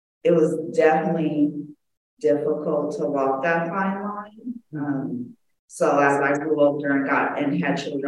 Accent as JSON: {"language": "English", "town": "Los Angeles", "region": "California", "country": "United States", "tie": "born or raised there", "also_born_or_lived": "Oakland", "said": "I grew up in Los Angeles. I went to school here, elementary all the way to high school"}